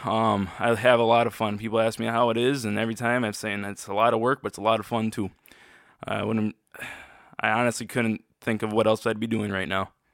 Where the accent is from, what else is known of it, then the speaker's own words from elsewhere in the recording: Freeland, Michigan, United States; I was born and raised in Freeland, Michigan, just I'm just near Saginaw, Michigan.